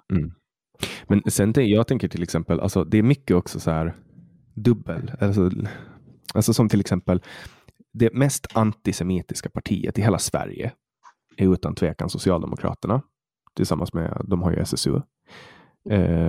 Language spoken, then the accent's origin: Swedish; Åland Islands; jag är född och uppvuxen på Åland